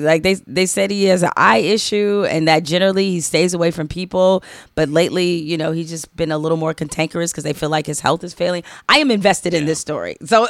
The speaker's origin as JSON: {"language": "English", "town": "Detroit", "region": "Michigan", "country": "United States", "tie": "born or raised there", "said": "growing up in Detroit"}